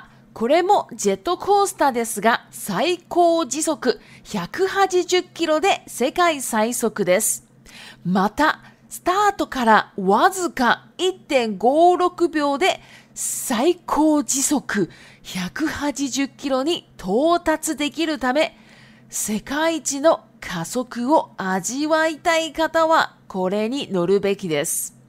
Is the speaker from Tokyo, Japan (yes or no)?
no; Shizuoka, Japan; Chinese is a second language; 那我的故乡呢，也在静冈县。